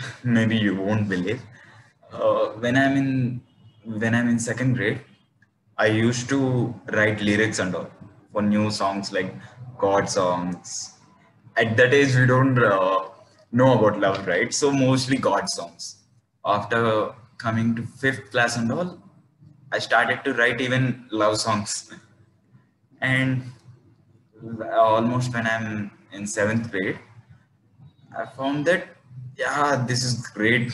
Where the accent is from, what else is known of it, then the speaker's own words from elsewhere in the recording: Tirupati, Andhra Pradesh, India; I'm actually from Tirupati, Andhra Pradesh